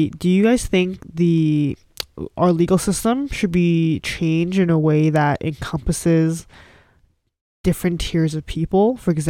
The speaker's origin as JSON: {"language": "English", "country": "Canada", "said": "that's our right as a Canadian to have freedom."}